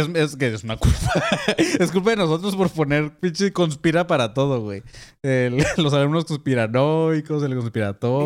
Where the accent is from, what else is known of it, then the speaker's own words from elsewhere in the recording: Mexico; la gente que somos de México